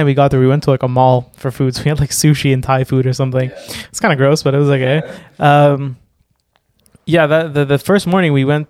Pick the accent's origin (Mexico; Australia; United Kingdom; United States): Mexico; Cancun, Quintana Roo; because I came from Cancun, and Cancun average meal is like, you know, 200 pesos, like irregular.